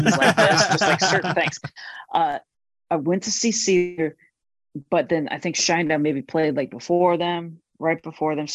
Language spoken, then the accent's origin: English; St. Louis, Missouri, United States; moved away; growing up in St. Louis as a kid